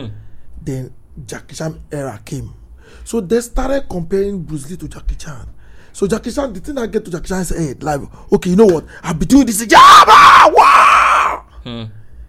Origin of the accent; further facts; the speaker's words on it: Lagos, Nigeria; I grew up in Nikorodu, and then some parts of me in Lagos Island